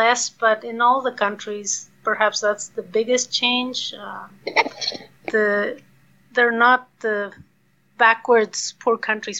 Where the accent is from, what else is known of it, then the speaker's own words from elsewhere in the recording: Quito, Pichincha, Ecuador; also born or lived in Montreal, Canada; I was born in Quito, the capital of Ecuador, and especially in those days, it was a beautiful city surrounded by mountains, surrounded by the Andes.